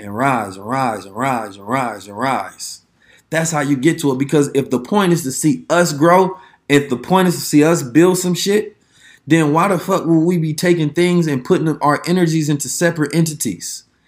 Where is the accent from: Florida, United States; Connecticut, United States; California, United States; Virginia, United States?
California, United States; Oakland; I'm from Oakland, man, the city again.